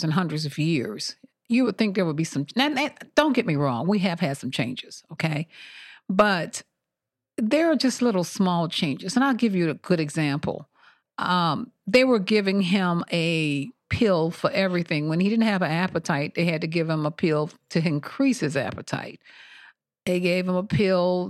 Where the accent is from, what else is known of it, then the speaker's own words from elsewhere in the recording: Montgomery, Alabama, United States; moved away; I'm from originally born and raised in Montgomery, Alabama